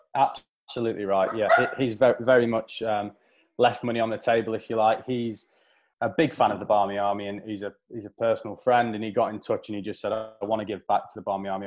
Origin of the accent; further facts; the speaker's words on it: England, United Kingdom; how we will be seen as English people and English fans